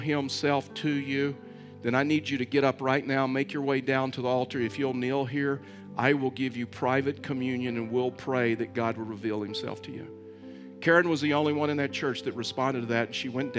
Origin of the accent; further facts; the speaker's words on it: Southern United States, United States; I mean, I was raised in the South, and so in the South, in the Bible Belt, we were cultural Christians.